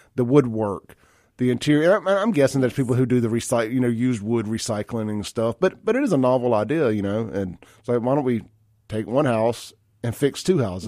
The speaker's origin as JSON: {"language": "English", "town": "Jackson", "region": "Mississippi", "country": "United States", "also_born_or_lived": "Brandon, Mississippi", "said": "I'm from South Jackson."}